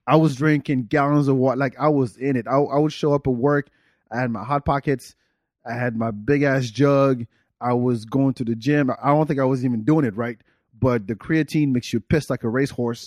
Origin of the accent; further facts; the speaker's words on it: France; moved away; I grew up in France.